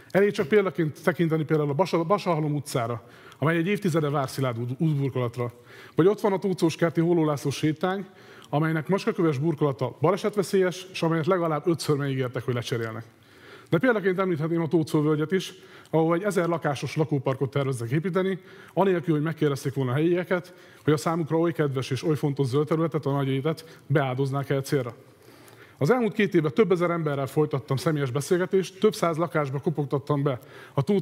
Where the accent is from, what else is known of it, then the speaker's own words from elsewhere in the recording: Debrecen, Hajdú-Bihar, Hungary; 36 éves, okleveles közgazdász és mérleképes könyvelő. Tőzsgyökeres debreceniként, e városban születtem, azóta itt élek